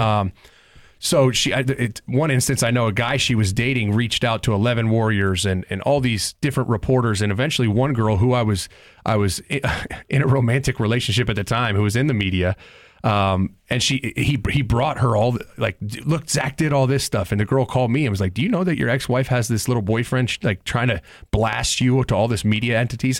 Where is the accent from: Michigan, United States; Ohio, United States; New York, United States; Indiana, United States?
Ohio, United States; Columbus; I was born and raised in Columbus